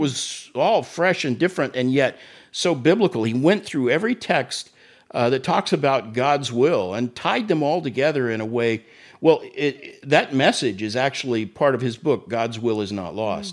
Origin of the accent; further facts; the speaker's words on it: Tulsa, Oklahoma, United States; moved away as an adult; also born or lived in Florida; Tulsa, my hometown